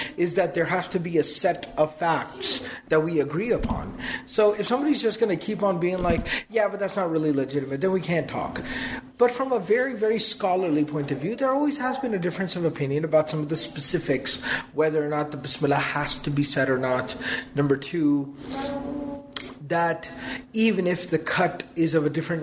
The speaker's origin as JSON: {"language": "English", "region": "Texas", "country": "United States", "said": "we're from Texas"}